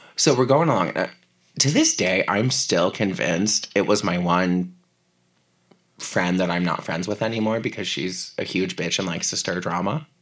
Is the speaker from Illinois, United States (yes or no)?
no; hometown with Gore Orphanage Road, Ohio, United States; my hometown